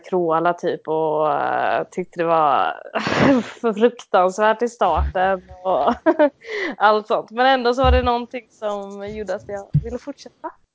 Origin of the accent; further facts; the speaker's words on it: Mölnlycke, Västra Götaland, Sweden; also born or lived in Gothenburg; jag är född och uppvuxen i Göteborg. Eh, strax utanför eh, en liten stad som heter Mölnlycke